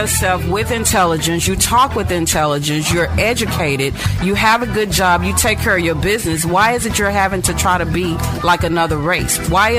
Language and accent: English; Dallas, Texas, United States; I grew up in Oak Cliff.